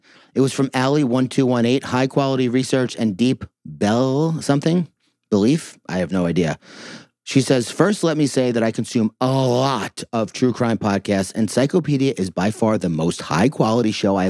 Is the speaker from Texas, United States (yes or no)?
yes; Huntsville, Texas, United States; Penitentiary. I'm from Huntsville.